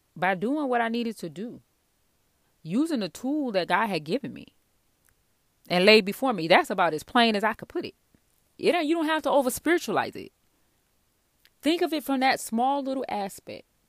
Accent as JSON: {"language": "English", "region": "the South", "country": "United States", "said": "I'm from the South"}